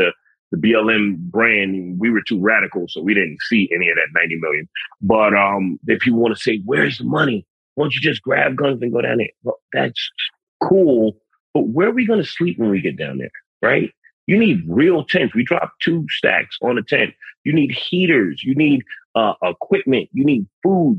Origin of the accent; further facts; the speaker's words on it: New York City, New York, United States; I'm a city kid. I'm from the Bronx